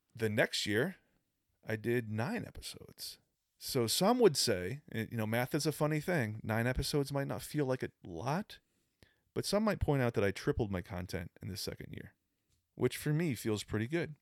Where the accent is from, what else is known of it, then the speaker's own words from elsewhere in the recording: Boston, Massachusetts, United States; moved away; I'm from Boston